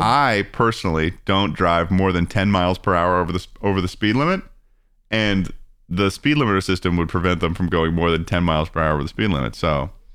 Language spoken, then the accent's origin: English; Massachusetts, United States; moved away as an adult; now in Los Angeles, United States; growing up in Mass, growing up in Massachusetts